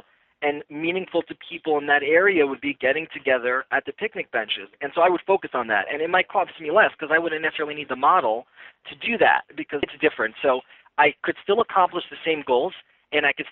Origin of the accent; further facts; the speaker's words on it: New Jersey, United States; moved away as an adult; now in New York City, United States; I grew up in New Jersey over the GW.